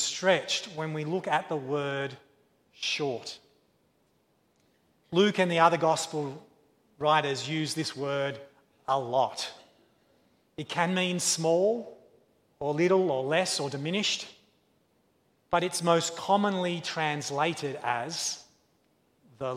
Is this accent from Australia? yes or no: yes; Australia; As an Australian child